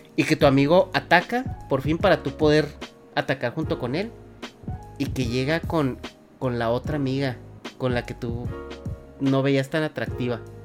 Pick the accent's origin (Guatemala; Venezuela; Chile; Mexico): Mexico; yo de México